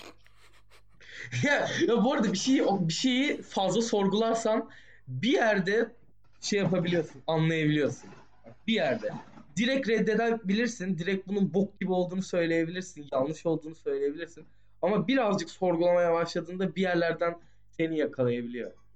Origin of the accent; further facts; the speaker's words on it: Turkey; Türk'üz abi.